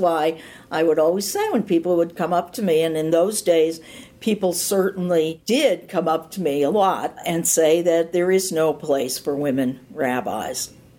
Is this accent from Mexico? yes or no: no; Cleveland, Ohio, United States; I'm from Cleveland.